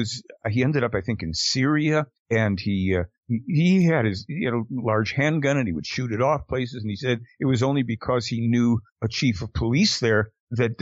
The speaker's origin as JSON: {"language": "English", "country": "United States", "said": "we are Americans"}